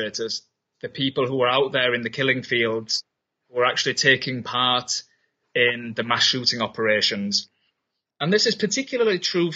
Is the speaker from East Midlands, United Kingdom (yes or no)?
no; Yorkshire and the Humber, United Kingdom; moved away as an adult; also born or lived in Berlin, Germany; now in Germany; I'm originally from England, from Yorkshire